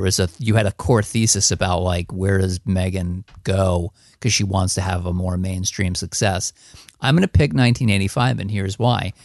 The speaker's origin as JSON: {"language": "English", "area": "one town over from Hackensack", "region": "New Jersey", "country": "United States", "tie": "born or raised there", "said": "I grew up, like, one town over from hack and sack"}